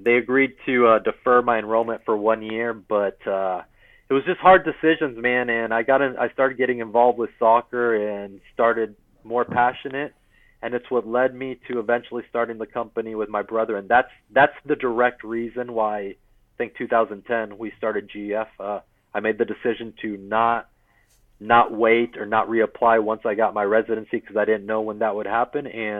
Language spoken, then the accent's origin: English; Corpus Christi, Texas, United States; So, I mean, I grew up in Corpus Christi from last year of middle school all the way through high school. So it's really kind of as a teenager, and we'll always be home in one way or another. Love Texas for sure.